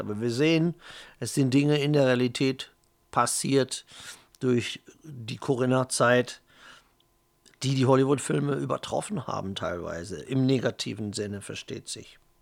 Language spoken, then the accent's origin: German; Germany; ich bin halt Deutscher, Italiener, Pole ist in mir drin, holländisches Blut ist in mir drin